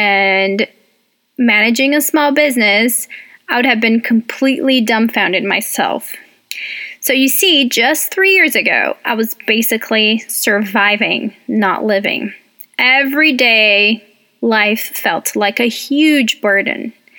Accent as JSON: {"language": "English", "country": "Brazil", "second_language": "English", "moved": "yes", "lives_now": "United States", "said": "welcome. I'm originally from Brazil, but I have lived in the U.S. longer than I have in Brazil. So I've been here for about 18 years"}